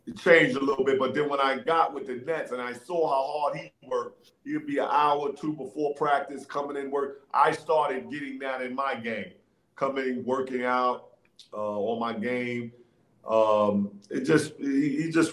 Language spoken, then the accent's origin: English; New York City, New York, United States; That's where I learned the game, man. On the playgrounds, the streets of New York City is tough